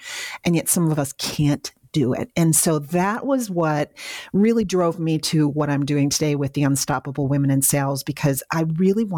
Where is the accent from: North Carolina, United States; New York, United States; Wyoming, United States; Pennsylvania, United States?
New York, United States; Western; moved away; So you can take a girl out of Western New York, but you can't take the Western New York out of the girl